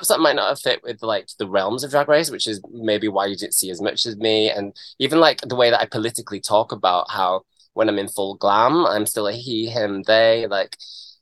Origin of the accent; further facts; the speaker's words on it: Brighouse, Yorkshire and the Humber, United Kingdom; I'm from Yorkshire. I'm from Brighouse.